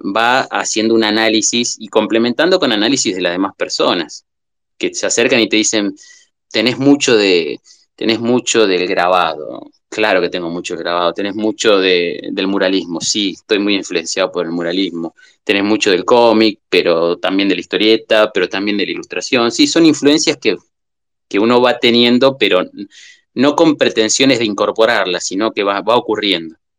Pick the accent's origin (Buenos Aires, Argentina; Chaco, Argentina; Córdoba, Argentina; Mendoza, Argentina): Buenos Aires, Argentina; southern; moved away as an adult; now in Entre Ríos, Argentina; nací en el sur de Buenos Aires y ahora hace varios años, 15, 16, no me acuerdo cuánto, que estoy viviendo en Entre Ríos